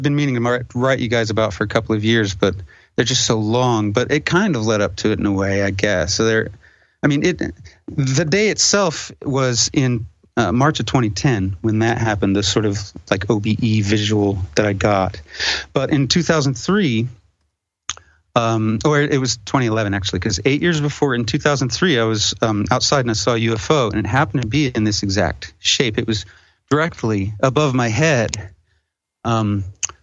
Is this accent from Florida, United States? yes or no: no; a reservation in Wyoming, United States; I'm half Indian, so I grew up on the reservation in Wyoming.